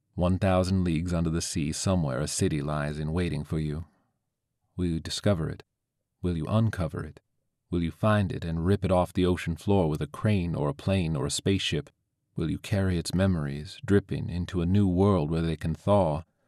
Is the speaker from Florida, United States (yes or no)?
yes; St. Petersburg, Florida, United States; where I grew up in Saint Pete, facing Bayside